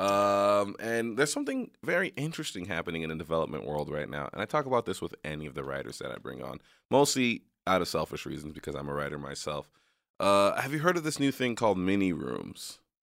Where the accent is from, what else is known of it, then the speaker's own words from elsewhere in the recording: New York, United States; moved away; also born or lived in area on the border of Mexico; I'm from New York